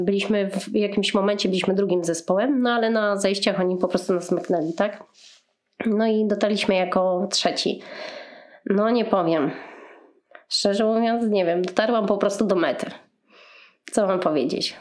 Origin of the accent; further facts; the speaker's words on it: Łódź, Łódź Voivodeship, Poland; w sumie jestem z Łodzi